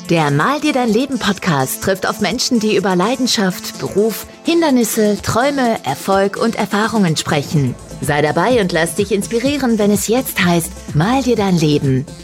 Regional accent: Aachen, North Rhine-Westphalia, Germany; Ich komme ja aus Aachen

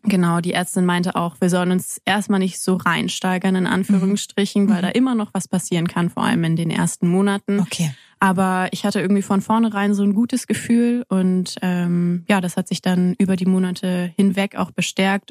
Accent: near Kassel, Hesse, Germany; now in Freiburg, Germany; ich komme aus der Nähe von Kassel

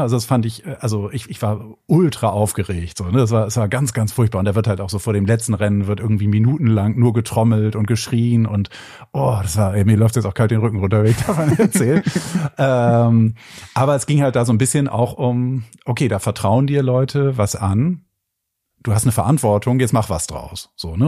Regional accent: Bremen, Germany; now in Hamburg, Germany; ich bin ja in der Stadt in Bremen groß geworden

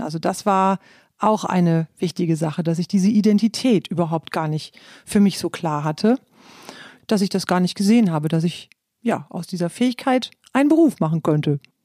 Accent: East Frisia, Lower Saxony, Germany; moved away; ich bin ja in Ostfriesland aufgewachsen

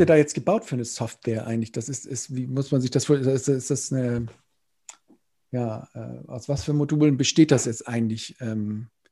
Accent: Neumünster, Schleswig-Holstein, Germany; Stadtwerke Neumünster, meine Heimatstadt

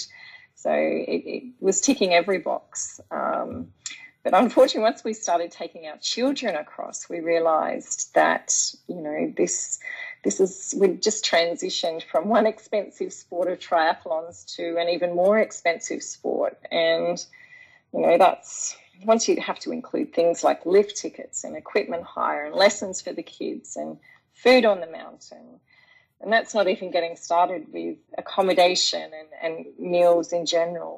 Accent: Tasmania, Australia; moved away; also born or lived in Japan; I'm actually from Tasmania originally

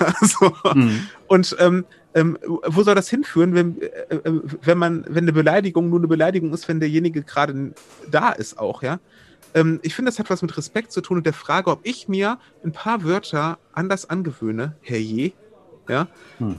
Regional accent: Wuppertal, North Rhine-Westphalia, Germany; in meiner Heimat Wuppertal

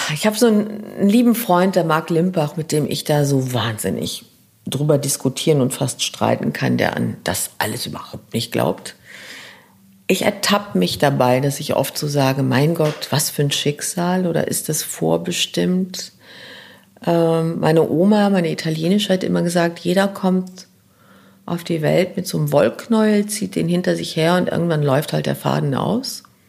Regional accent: Luxembourg; first language Luxembourgish; German is a second language; moved away; also born or lived in New York, United States; Ich würde jetzt Luxemburgisch als meine Muttersprache nehmen, die aus dem Bauch kommt. Luxemburgisch ist, da komme ich her, die kommt aus dem Bauch, die Sprache. Meine Kindheit, meine Schulzeit.

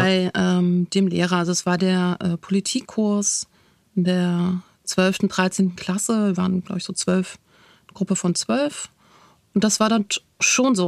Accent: Berlin, Germany; für mich als Berlinerin

